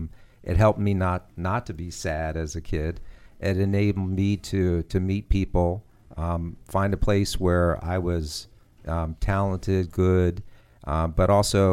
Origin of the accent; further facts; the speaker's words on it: Maryland, United States; I'm from Maryland.